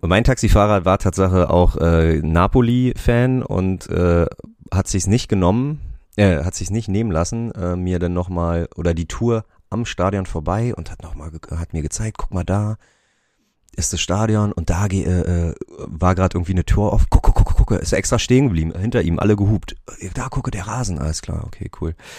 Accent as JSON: {"language": "German", "region": "Berlin", "country": "Germany", "said": "ich komme aus Berlin"}